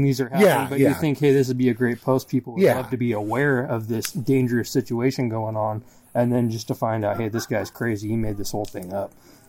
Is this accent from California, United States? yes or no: no; Tacoma, Washington, United States; born or raised there